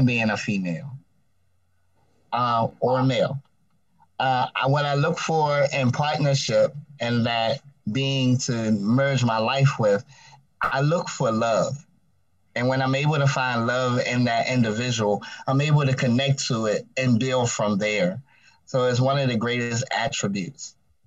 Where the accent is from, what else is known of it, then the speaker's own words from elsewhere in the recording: Baltimore, Maryland, United States; I now reside in the lovely state of Maryland, in the wonderful city of Baltimore